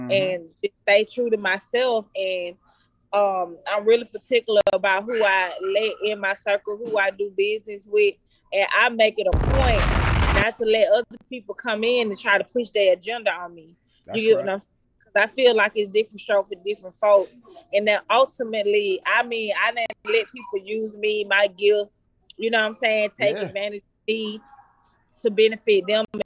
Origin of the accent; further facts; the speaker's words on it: Atlanta, Georgia, United States; also born or lived in Decatur / Lithonia / Stone Mountain / East Point; I was born in Grady Memorial Hospital. I was raised in Mechanicsville, West Side Zone 3